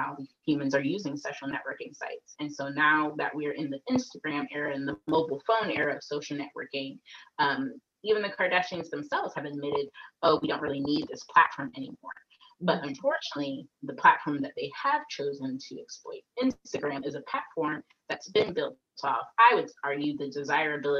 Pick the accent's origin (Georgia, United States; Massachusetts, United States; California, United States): Georgia, United States; Atlanta; I was raised in Atlanta